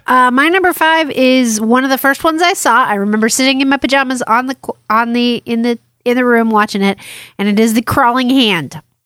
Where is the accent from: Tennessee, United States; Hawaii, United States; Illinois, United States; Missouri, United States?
Hawaii, United States; I'm from Hawaii too.